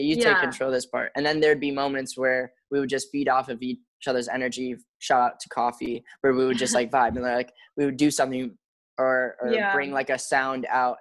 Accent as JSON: {"language": "English", "town": "Chicago", "region": "Illinois", "country": "United States", "tie": "born or raised there", "moved": "yes", "lives_now": "Los Angeles, United States", "said": "flying back to my hometown, Chicago"}